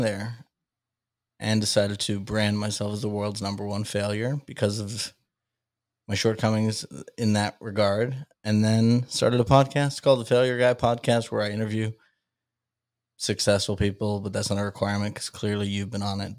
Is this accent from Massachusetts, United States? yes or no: yes; Salem, Massachusetts, United States; I grew up in the Witch City, Salem, Massachusetts